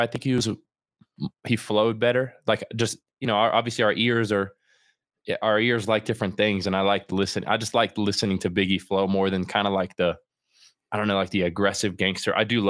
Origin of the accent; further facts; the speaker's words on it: Florida, United States; So I grew up in Central Florida, and like part of my upbringing was you know, drugs and that type of stuff involved